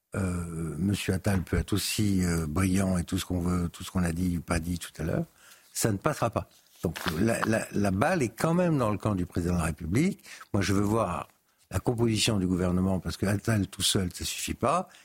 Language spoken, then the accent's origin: French; Paris, Île-de-France, France; je suis parisien